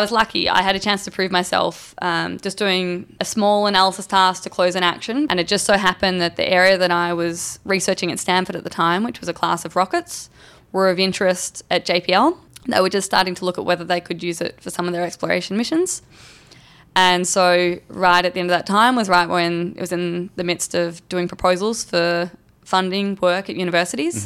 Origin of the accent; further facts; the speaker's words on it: Torquay, Victoria, Australia; moved away as an adult; now in Los Angeles, United States; I grew up a few blocks from the beach